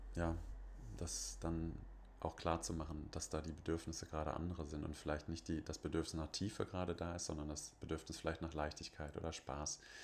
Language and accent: German; Bonn, North Rhine-Westphalia, Germany; bei uns in Bonn